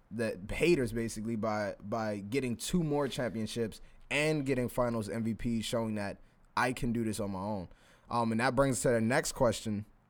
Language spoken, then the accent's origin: English; Philadelphia, Pennsylvania, United States; I'm from Philly